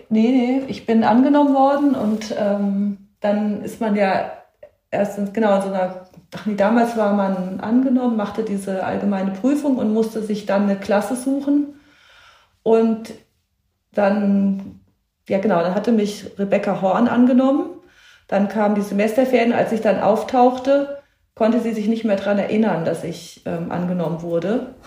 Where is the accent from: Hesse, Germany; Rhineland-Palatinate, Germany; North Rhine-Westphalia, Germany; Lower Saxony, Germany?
Hesse, Germany; Darmstadt; habe das bis zum Abitur auch dort gemacht, also an der Akademie für Tonkunst in Darmstadt, parallel zum Gymnasium